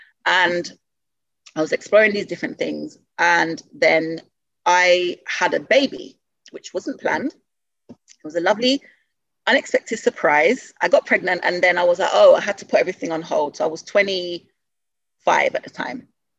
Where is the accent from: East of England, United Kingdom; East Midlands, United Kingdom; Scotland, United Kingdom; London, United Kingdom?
London, United Kingdom; I grew up in Southeast London when I came to the UK.